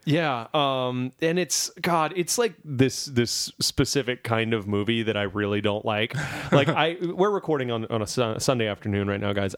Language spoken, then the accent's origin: English; Louisiana, United States; my home state of Louisiana